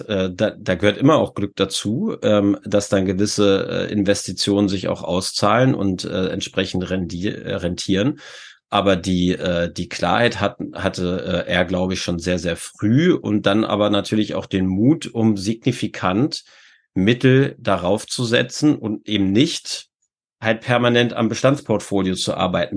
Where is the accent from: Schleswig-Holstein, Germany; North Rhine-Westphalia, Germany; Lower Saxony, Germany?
Lower Saxony, Germany; Hanover; ich komme aus Hannover. Äh, Das heißt, äh, Burg Wedel ist jetzt äh, von meinem Heimatort, äh, ich glaube, so acht oder neun Kilometer entfernt